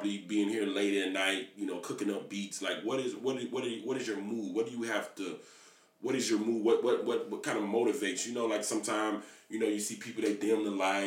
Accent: Miami, Florida, United States; now in Finland; I live here now, but I'm originally from Miami.

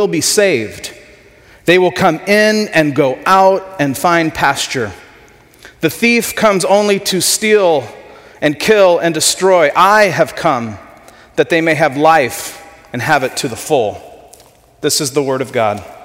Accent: Ventura, California, United States; I grew up in Ventura.

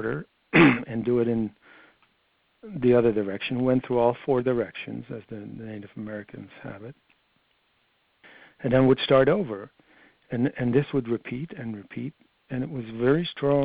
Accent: Netherlands; moved away as an adult; I grew up in Holland for my first 21 years

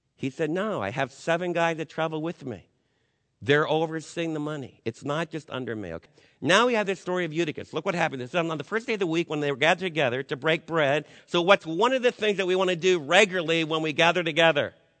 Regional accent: United States; as American believers

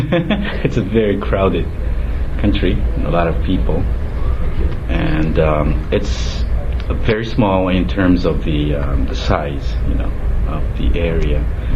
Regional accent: Urawa, Saitama, Japan; English is a second language; also born or lived in Utsunomiya, Tochigi, Japan; I'm originally from a city called Utsunomiya

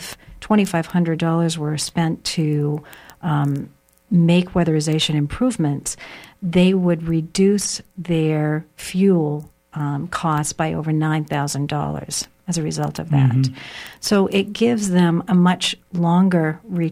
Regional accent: Maine, United States; growing up in Maine, people are very creative and innovative

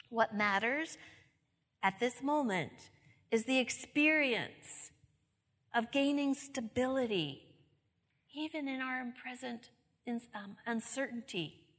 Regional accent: New England, United States; I'm from New England

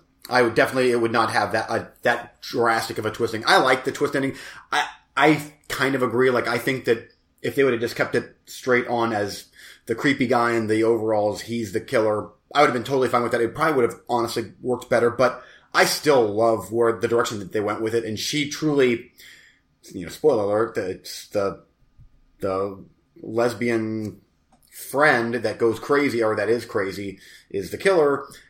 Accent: United States; I'm American.

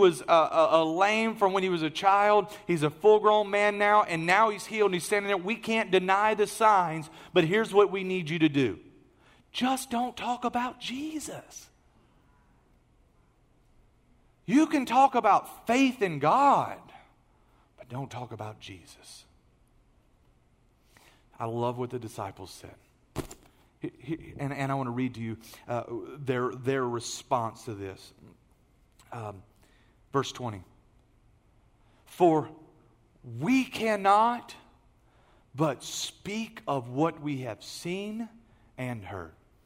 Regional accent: Beaumont, Texas, United States; I'm still from Beaumont. So where do you work? I still work at ExxonMobil.

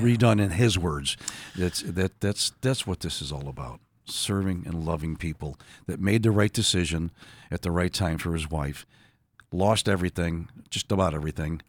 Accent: Buffalo, New York, United States; born and raised in Buffalo, New York

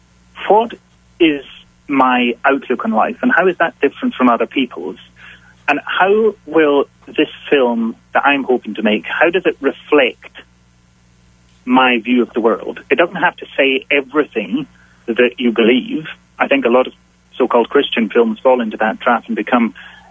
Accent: Isle of Skye, Scotland, United Kingdom; now in Glasgow, United Kingdom; I'm based in Glasgow in Scotland, but originally I'm from the Isle of Skye in the Hebrides in the northwest.

